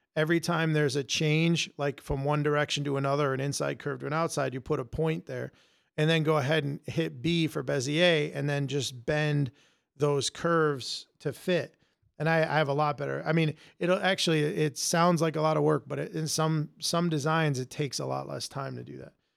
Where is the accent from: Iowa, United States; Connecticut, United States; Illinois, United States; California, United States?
Connecticut, United States; Connecticut? I've been here all my life.